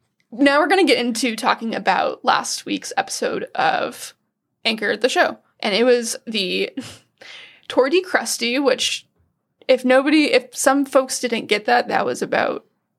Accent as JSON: {"language": "English", "region": "Washington", "country": "United States", "said": "My family is, I came from the West Coast, from Western Washington."}